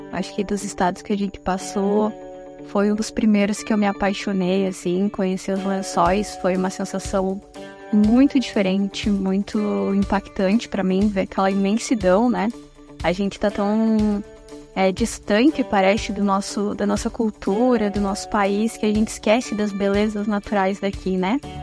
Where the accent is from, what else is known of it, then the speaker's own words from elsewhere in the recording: Curitiba, Paraná, Brazil; moved away; also born or lived in Parnamirim, Rio Grande do Norte; eu vim de Curitiba, do Paraná.